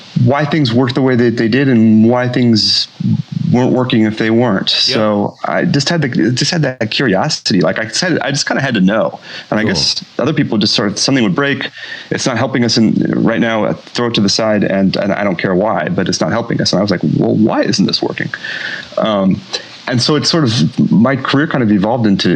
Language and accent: English; Champaign, Illinois, United States; my hometown then of Champaign